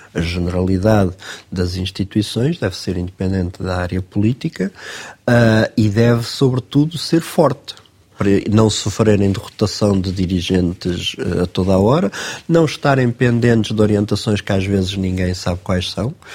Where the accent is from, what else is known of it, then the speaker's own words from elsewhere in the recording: Queluz, Lisbon, Portugal; a maior parte da minha infância e juventude passei em Queluz, ah, andei no Liceu Nacional de Queluz